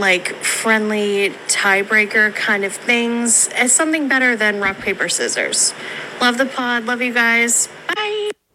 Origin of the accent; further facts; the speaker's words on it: Australia; from Australia